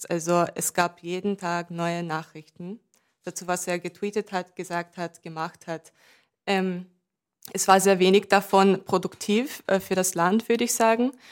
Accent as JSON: {"language": "German", "country": "United States", "said": "so ich komme aus den USA. Das war in den letzten vier Jahren nicht so."}